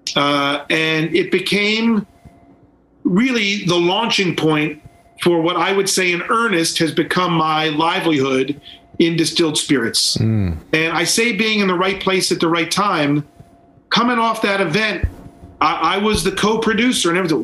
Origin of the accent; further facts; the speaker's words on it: Baltimore, Maryland, United States; now in Brooklyn, United States; I was born in Baltimore